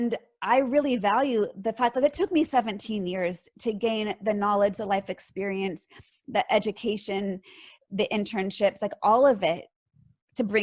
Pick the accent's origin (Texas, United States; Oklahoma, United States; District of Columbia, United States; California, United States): California, United States; Bay Area; Born and raised in California. Born in Southern California and moved up to the Bay Area going into third grade